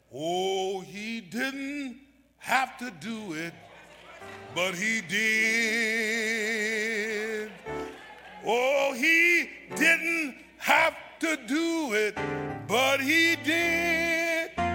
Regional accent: Memphis, Tennessee, United States; I was born in Memphis, Tennessee

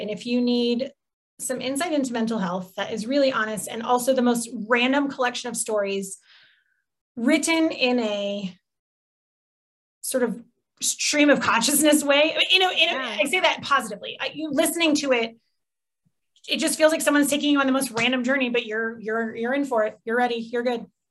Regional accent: Midwest, United States; I'm from the Midwest, so a lot of things just go in a casserole

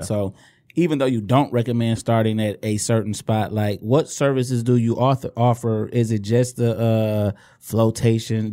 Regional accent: Inkster, Michigan, United States; We, we are from Inkster. We grew up

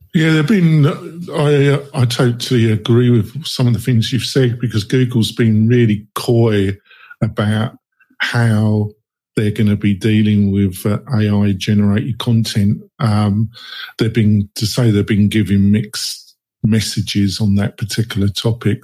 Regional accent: England, United Kingdom; now in United States; I'm English. I live in America though

